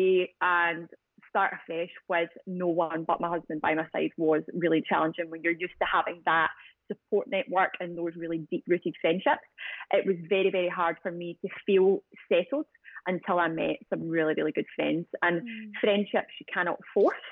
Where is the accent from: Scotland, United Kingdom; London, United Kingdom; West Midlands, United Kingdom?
Scotland, United Kingdom; Glasgow; accent: Scottish; moved away as an adult; the city that we grew up